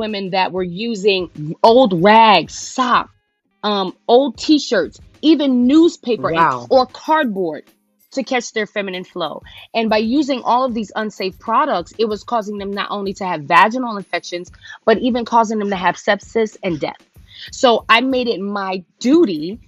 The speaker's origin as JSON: {"language": "English", "town": "New York City", "region": "New York", "country": "United States", "tie": "born or raised there", "moved": "yes", "lives_now": "Hampton, United States", "said": "I'm a girl from the Bronx, little girl from the Bronx who had big dreams of getting out of New York"}